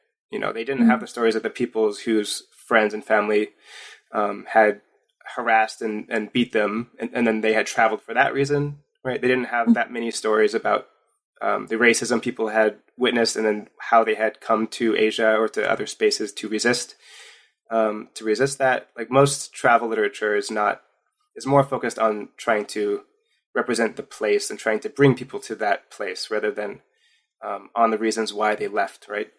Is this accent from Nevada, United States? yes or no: yes; Las Vegas, Nevada, United States; moved away; I was raised in Las Vegas